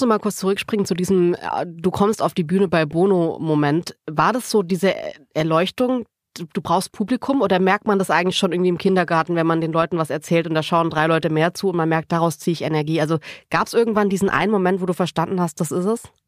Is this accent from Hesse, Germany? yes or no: no; Baden-Württemberg, Germany; ich bin aus Baden-Württemberg